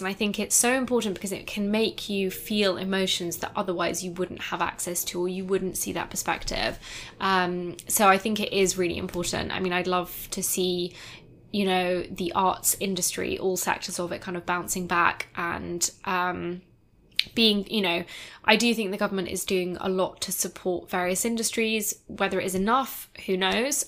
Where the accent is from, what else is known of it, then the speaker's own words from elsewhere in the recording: Edinburgh, Scotland, United Kingdom; I am from Edinburgh